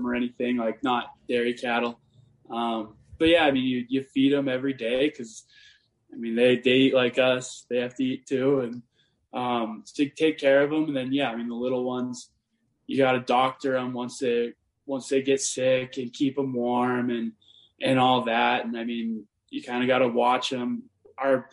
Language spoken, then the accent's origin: English; Montana, United States; I'm from small town Montana, and I grew up on like a cattle ranch